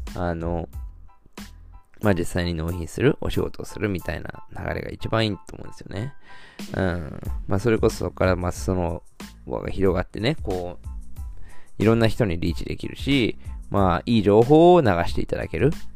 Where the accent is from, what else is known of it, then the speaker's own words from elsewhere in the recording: Shizuoka, Japan; ずっと生まれも育ちも静岡